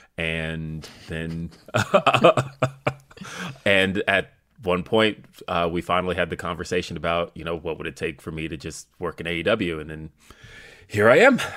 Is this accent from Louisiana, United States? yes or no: no; Denver, Colorado, United States; I'm from Denver